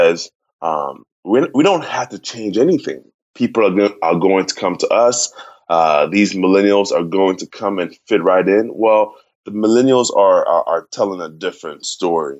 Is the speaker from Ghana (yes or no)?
yes; Ghana; moved away as an adult; now in United States; I'm originally from Ghana, West Africa